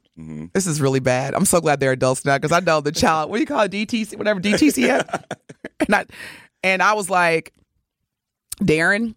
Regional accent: the South, United States; growing up in the Black Baptist Church in the South

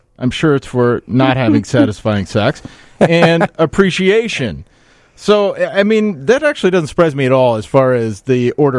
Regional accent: Iowa, United States; moved away; Originally, I'm from Iowa.

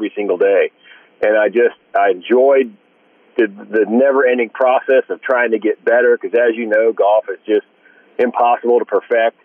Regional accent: Central Florida, United States; also born or lived in New Jersey; I was born in New Jersey, but I really don't remember a day there. My parents moved to Central Florida when I was about 3 years old

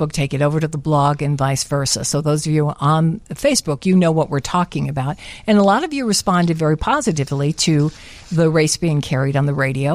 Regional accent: Chicago, Illinois, United States; in Andersonville, my old neighborhood, because that's on Balmoral, and I grew up in Rasher, one block away

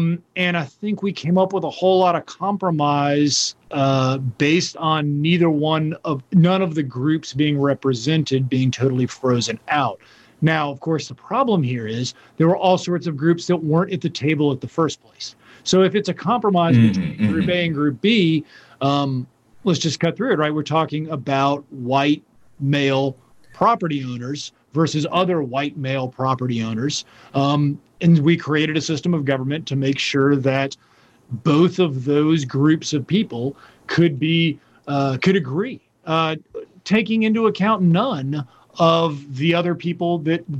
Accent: North Carolina, United States; am a Southerner, I'm a North Carolinian, I'm an Appalachian

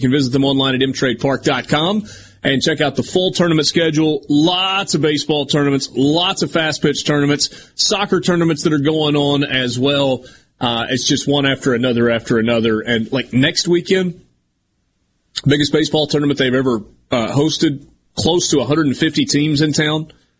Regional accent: Connecticut, United States; I grew up in Connecticut, and gas station food didn't exist. It was looked down on if there was an offering. It took a while to get used to walking into a gas station and getting food here in the South.

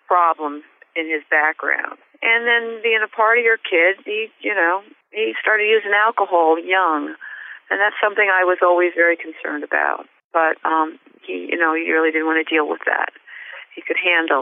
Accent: New Jersey, United States; moved away as an adult; now in Manchester, Vermont, United States; I'm originally from New Jersey. I grew up in New Jersey, and I moved to Vermont 15 years ago.

